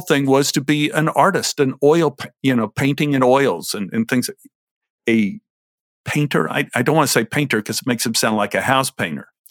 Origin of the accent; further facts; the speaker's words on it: Dallas, Texas, United States; When I was a little boy growing up in Oak Cliff